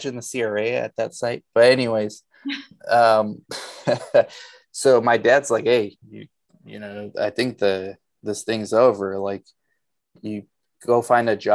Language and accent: English; Los Angeles, California, United States; also born or lived in Romania / Arizona; We moved to LA when I was two.